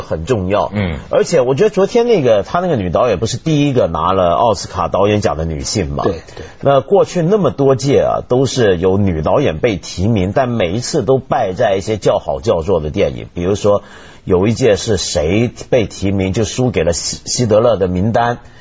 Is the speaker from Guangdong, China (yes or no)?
yes; Guangdong, China; 所以你用我们广。广东话讲，我们广东人常常，香港人常常说一句话